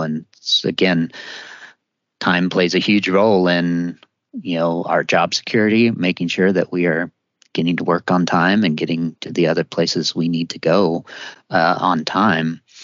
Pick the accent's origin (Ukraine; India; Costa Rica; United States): United States; Missouri; I grew up in Missouri